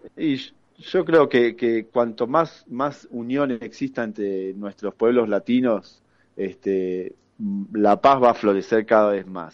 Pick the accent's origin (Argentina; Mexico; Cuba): Argentina; uno como excombatiente argentino